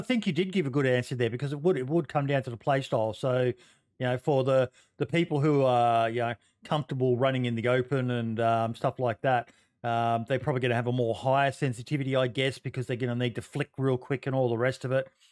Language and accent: English; Australia; being an Aussie